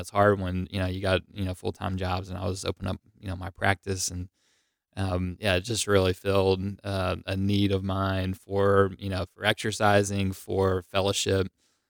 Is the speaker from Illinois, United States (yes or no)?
no; Knoxville, Tennessee, United States; I grew up in Knoxville, but moved up to Knoxville a year and a half ago in 2017.